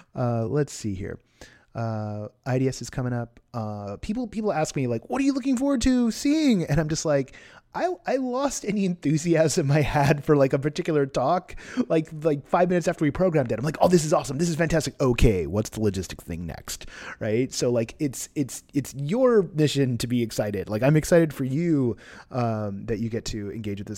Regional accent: Bay Area, California, United States; now in Los Angeles, United States; I grew up in the Bay Area

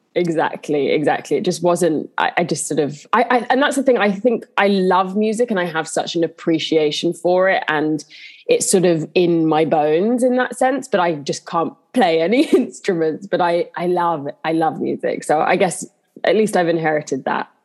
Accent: London, United Kingdom; also born or lived in Honor Oak Park; I grew up in Southeast London in Bermondsey

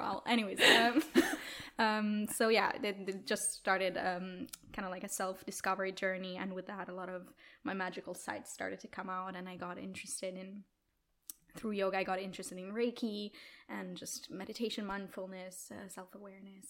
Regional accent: Italy; moved away as an adult; also born or lived in Milan, Italy; now in Stockholm, Sweden; I'm originally from Italy

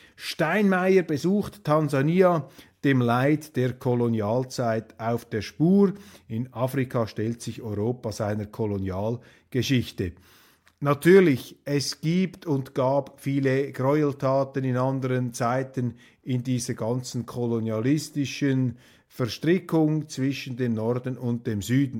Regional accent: Switzerland; als Schweizer

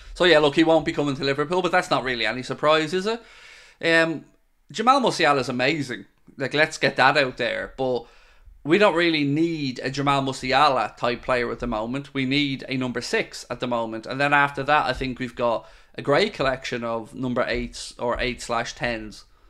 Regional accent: Ireland; also born or lived in Wexford; I'm Irish and I live in Ireland and I live in Wexford

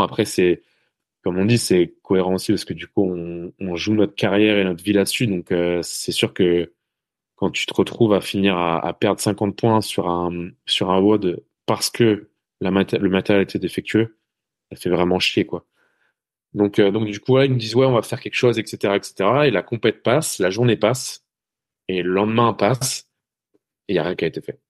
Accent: Brittany, France; moved away; je suis breton à la base

